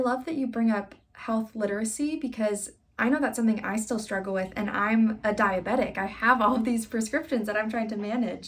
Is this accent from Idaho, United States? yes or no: no; Iowa, United States; in Iowa, my home state